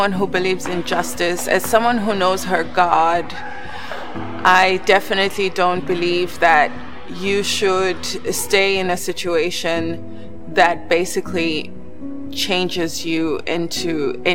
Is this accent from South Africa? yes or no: yes; South Africa; I grew up in South Africa to a professional couple